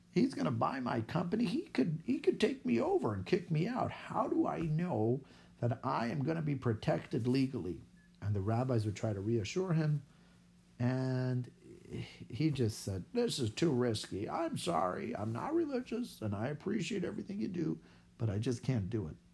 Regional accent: Israel; accent: Israeli; English is a second language; I'm saying it with my Israeli accent

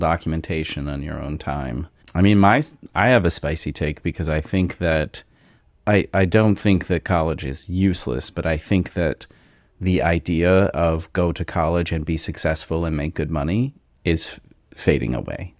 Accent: Cincinnati, Ohio, United States; we are both from Cincinnati area

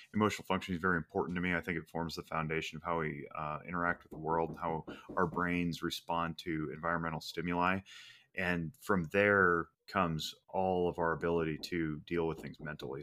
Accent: Reno, Nevada, United States; I was born and raised in Reno, Nevada

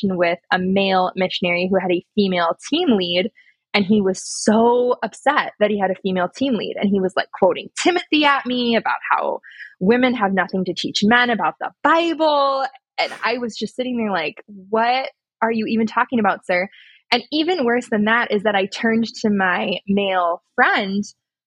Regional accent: United States; moved away; also born or lived in Louisiana; I grew up in Hippieville. I moved to Louisiana.

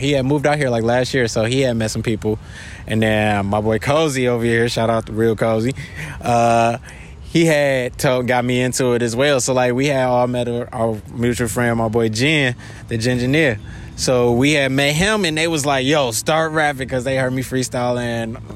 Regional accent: Detroit, Michigan, United States; now in Honolulu, United States; I'm from Detroit. So uh, back when I was in middle school, I actually used to live upstairs from a studio my um, uncle had owned

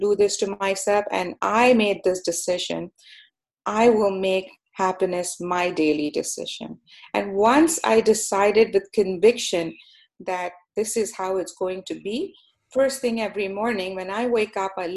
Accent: Canada; also born or lived in Pakistan; I am a Canadian, so my heart is in Canada. This is my home

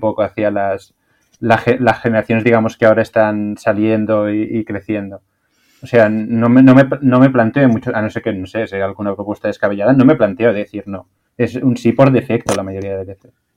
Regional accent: Spain; also born or lived in China; como de España

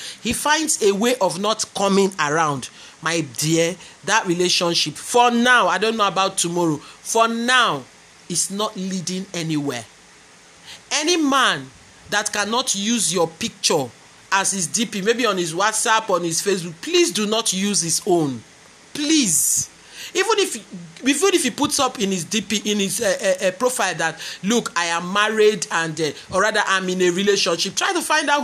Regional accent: Nigeria; I'm a Nigerian, and I talk the way we do our own relationships here

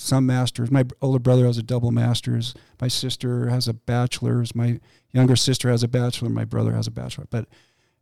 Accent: Boise, Idaho, United States; also born or lived in Pocatello, Idaho / Seattle, Washington; I grew up in Boise

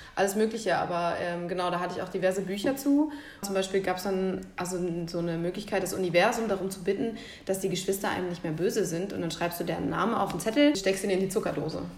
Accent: Central Hesse, Germany; ich komme halt aus Mittelhessen

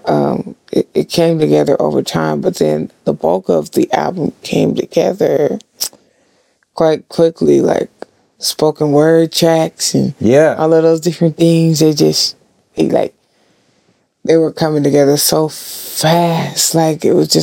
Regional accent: Seattle, Washington, United States; We're all from Seattle

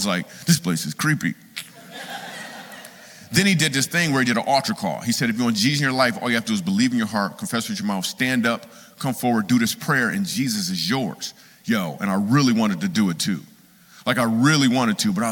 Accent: Michigan, United States; moved away as an adult; also born or lived in New York City; I moved to New York City. The reason I moved to New York City, because I grew up in Michigan

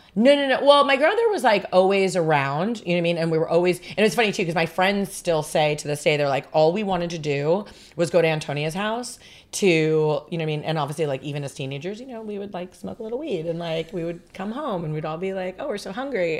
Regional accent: Los Angeles, California, United States; also born or lived in Long Island, New York / Las Vegas, Nevada; from New York we moved here when I was 11 and then so technically I grew up my formidable like teenage years were in Los Angeles

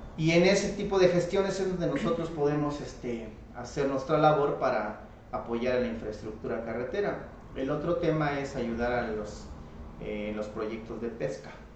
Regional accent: Comitán, Chiapas, Mexico; Yo me crecí en Comitán y llegaba a Sucoltenango de niño caminando a través de de las montañas

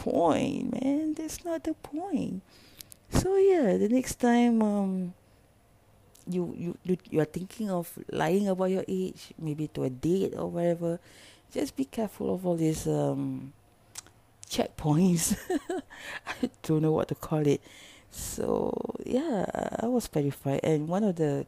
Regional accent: Singapore; I'm from Singapore

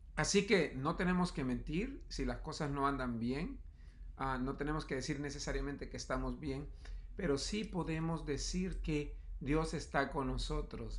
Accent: El Salvador; moved away; En mis años de juventud fui misionero en un área rural en mi país, El Salvador

